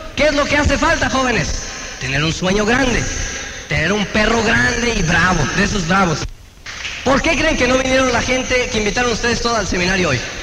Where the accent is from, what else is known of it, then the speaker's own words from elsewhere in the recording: Mexico; moved away; allá de donde yo soy, de Transingo